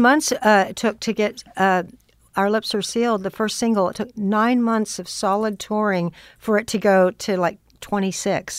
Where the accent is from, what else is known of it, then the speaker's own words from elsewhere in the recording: Austin, Texas, United States; now in Los Angeles, United States; growing up in Austin